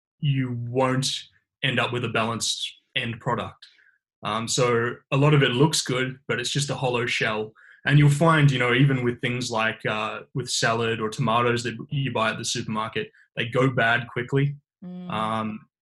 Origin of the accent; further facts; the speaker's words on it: Bendigo, Victoria, Australia; I'm originally from Bendigo.